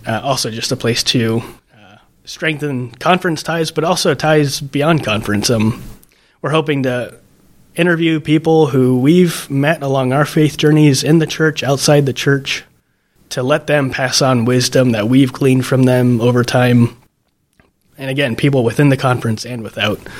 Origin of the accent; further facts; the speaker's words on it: southeast Iowa, United States; now in Archbold, United States; I grew up in a Mennonite church in southeast Iowa, gravel road surrounded by cornfields.